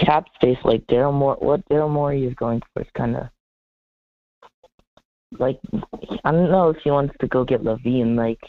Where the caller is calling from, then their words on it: New Jersey, United States; I'm calling from New Jersey.